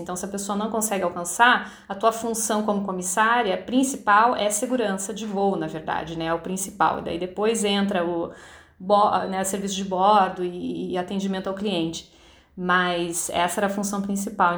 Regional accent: Curitiba, Paraná, Brazil; moved away as an adult; now in New York, United States; eu nasci em Curitiba

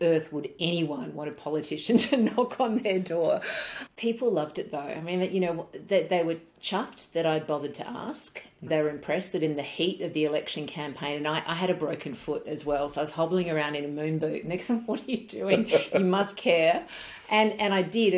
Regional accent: Barossa Valley, South Australia, Australia; moved away as an adult; also born or lived in Adelaide, Australia / Port Lincoln, Australia; now in Sydney, Australia; We moved from tuna fishing to the Barossa Valley. So Mum and Dad did a nice little swap from seafood to wine. And the Barossa was really where I grew up.

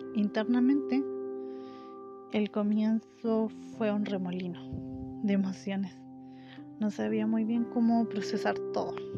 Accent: Chile; soy de Chile

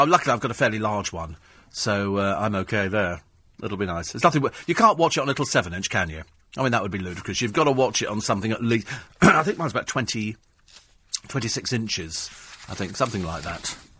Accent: United Kingdom; We're British

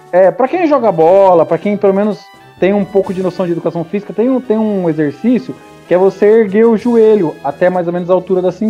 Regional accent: São Paulo, Brazil; Não, paulistano. sou paulistano.

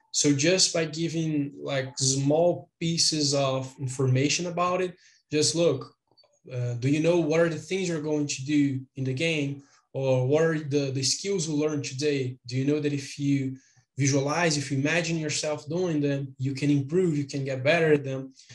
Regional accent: Brazil; I am from Brazil.

